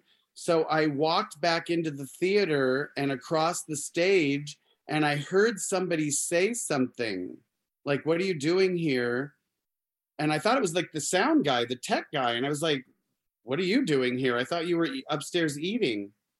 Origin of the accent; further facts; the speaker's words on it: Arizona, United States; Oh yeah, I grew up in Arizona, so